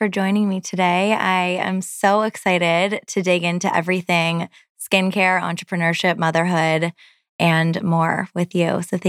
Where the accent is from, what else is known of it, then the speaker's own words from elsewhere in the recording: Toronto, Ontario, Canada; my hometown of Toronto.